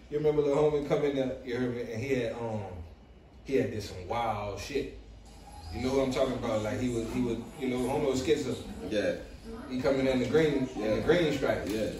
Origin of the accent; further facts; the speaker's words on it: Metairie, Louisiana, United States; I'm nigga from Metairie.